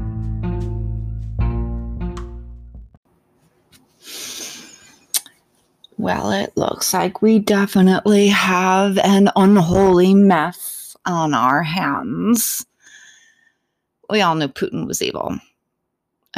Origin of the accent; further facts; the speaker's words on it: United States; as an American